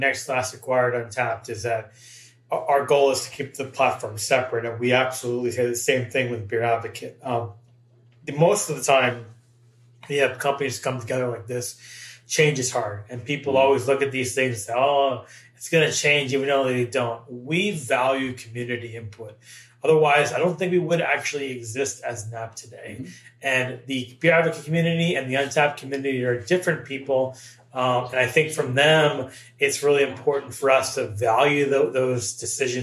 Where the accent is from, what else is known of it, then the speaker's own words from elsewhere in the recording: Massachusetts, United States; I grew up in the Massachusetts area